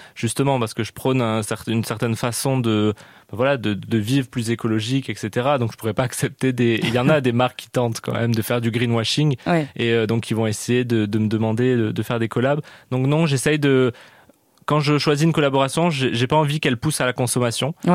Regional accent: Canada; moved away; J'ai grandi au Canada

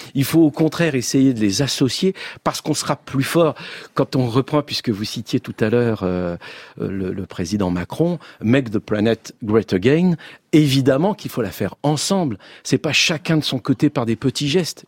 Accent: France; je suis français, je le revendique

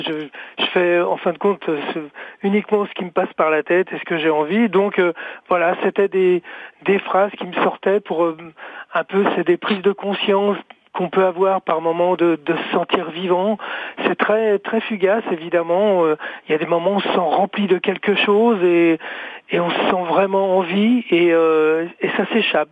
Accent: France; chez nous en France

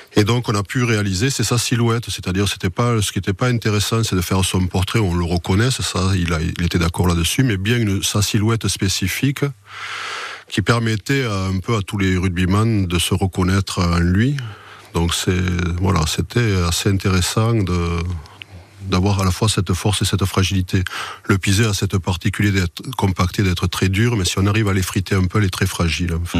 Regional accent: Toulouse, Occitania, France; moi je suis né à Toulouse

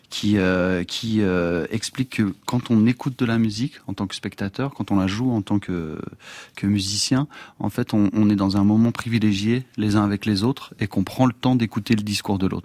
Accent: Amiens, Hauts-de-France, France; il y avait, je dirais, en province, puisque moi j'ai grandi à Amiens, une manière de faire de la musique qui était forcément collective.

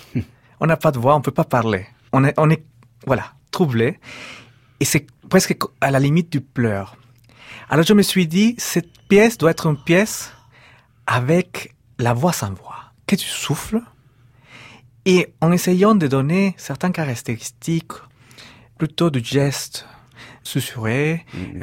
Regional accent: Peru; moved away

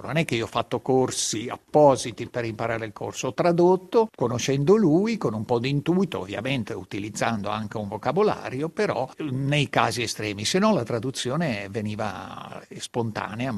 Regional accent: Italy; first language local Italian dialect; Italian is a second language

